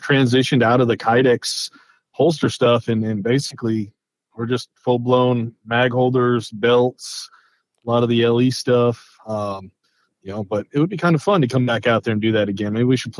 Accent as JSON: {"language": "English", "region": "upstate New York", "country": "United States", "tie": "born or raised there", "said": "Grew up in upstate New York on a farm. Joined the military when I was 19."}